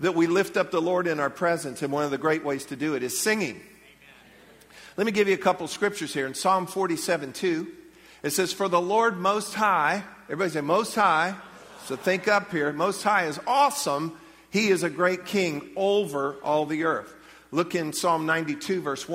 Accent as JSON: {"language": "English", "country": "United States", "said": "as American believers"}